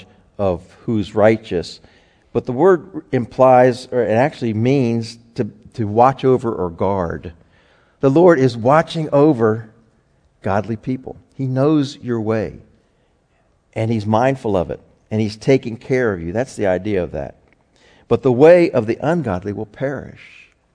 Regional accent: United States; as an American

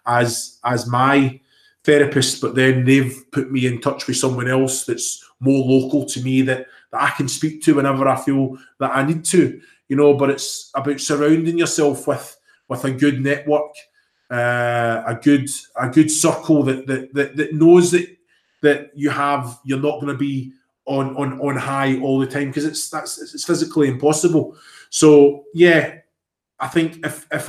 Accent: Scotland, United Kingdom; moved away; also born or lived in England; I'm Scottish. I'm proud to be Scottish

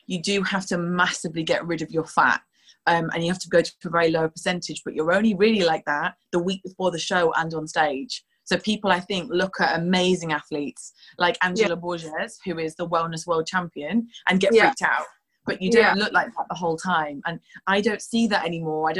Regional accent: Yorkshire and the Humber, United Kingdom; moved away as an adult; also born or lived in Newcastle; now in London, United Kingdom; I'm from Yorkshire originally

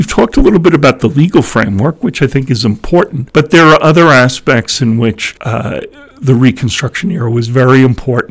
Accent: New York, United States; I grew up in New York State

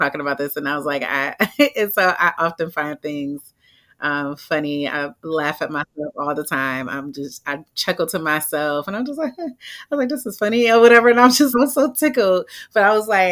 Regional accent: Cleveland, Ohio, United States; now in Atlanta, United States; I'm from Cleveland, Ohio, originally

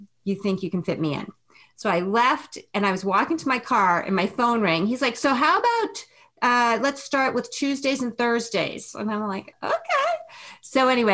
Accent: New England, United States; moved away as an adult; also born or lived in Chicago; now in Northern California, United States; I'm from New England. Before we started talking, I'm from Northern California, but I'm from New England

